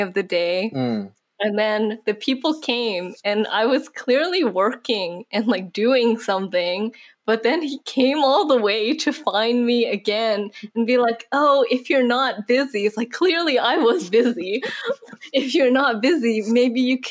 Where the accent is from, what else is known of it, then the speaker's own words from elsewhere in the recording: Canada; moved away; I was born in Canada